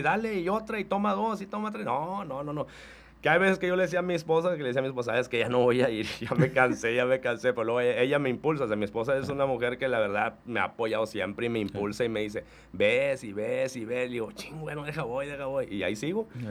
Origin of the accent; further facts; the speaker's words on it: Reynosa, Tamaulipas, Mexico; yo soy de Reynosa